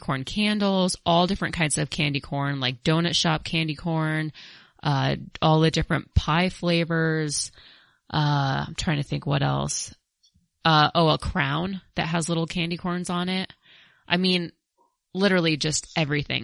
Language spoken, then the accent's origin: English; Colorado, United States; I'm from Colorado